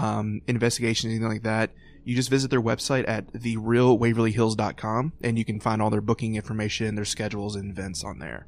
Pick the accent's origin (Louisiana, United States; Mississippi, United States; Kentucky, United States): Kentucky, United States; Louisville; growing up in Louisville